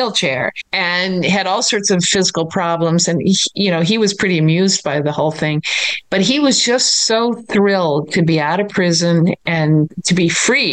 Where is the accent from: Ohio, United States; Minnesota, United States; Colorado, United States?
Minnesota, United States; I grew up in Minnesota